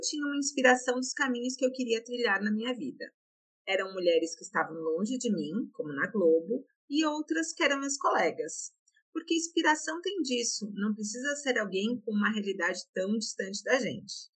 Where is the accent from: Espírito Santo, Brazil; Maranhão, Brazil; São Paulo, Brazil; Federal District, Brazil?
Espírito Santo, Brazil; Vitória; eu sou capixaba e carinhosamente venho do meu país, Maruípe, é, onde eu nasci, cresci e vivo até hoje